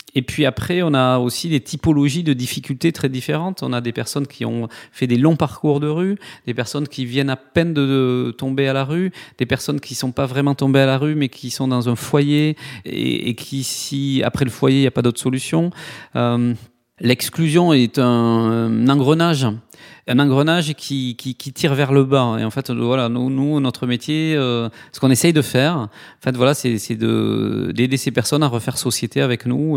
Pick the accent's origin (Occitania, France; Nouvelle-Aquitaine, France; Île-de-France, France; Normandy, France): Occitania, France; Toulouse; accent: south-western; now in Nantes, France; j'ai du mal à le cacher dans mon accent, mais j'ai euh, une petite coloration du sud-ouest. Je suis de Toulouse. Voilà, je suis né à Toulouse